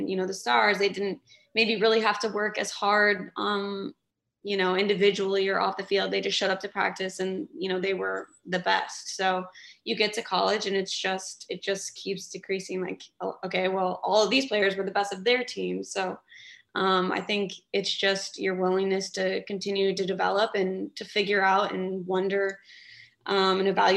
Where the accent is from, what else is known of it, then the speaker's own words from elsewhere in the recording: Kansas City, United States; moved away as an adult; go back to Kansas City, obviously my hometown